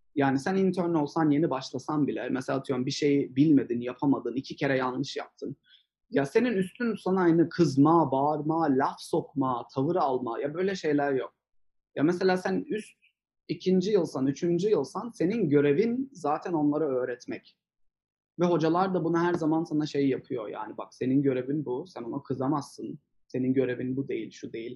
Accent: Turkey; moved away as an adult; now in United States; bir Türkler olarak

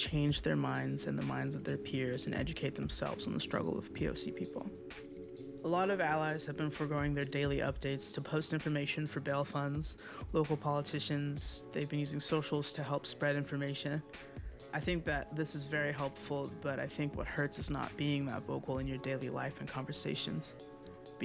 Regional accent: Plano, Texas, United States; also born or lived in Washington, D.C. / New York City; I was born in Washington, D.C. I currently live in Plano, Texas, and I am a musician, songwriter, and producer. I grew up in Plano, Texas, in Dallas

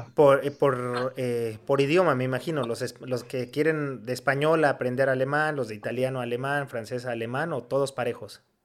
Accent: Mexico; los mexicanos somos

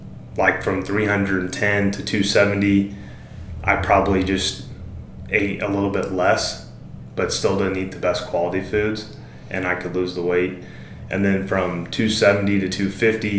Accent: Springfield, Missouri, United States; I'm from Springfield.

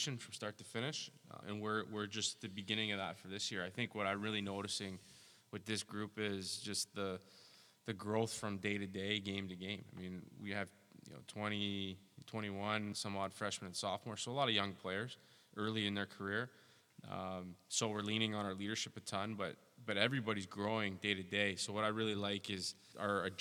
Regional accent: Toronto, Ontario, Canada; moved away; I grew up in Toronto, and my father was an assistant hockey coach at York University

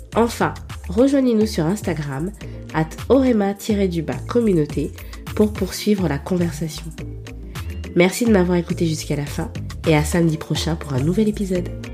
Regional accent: Libreville, Estuaire, Gabon; now in France; moi je suis née euh, à Libreville, euh, j'ai grandi au Gabon

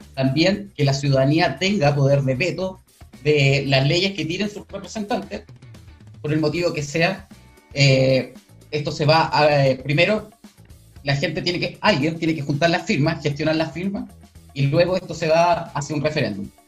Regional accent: Talcahuano, Biobío, Chile; soy del, eh, de Talcahuano, del Distrito 20.

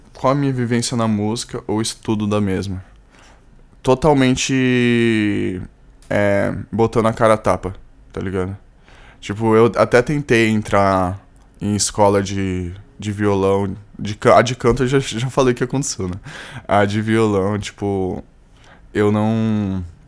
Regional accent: São Paulo, Brazil; Eu sou de São Paulo. Eu sou, sou de São Paulo.

